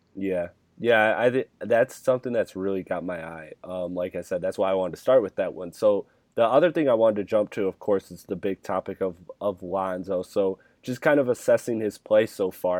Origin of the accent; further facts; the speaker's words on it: Michigan, United States; I'm from the Michigan area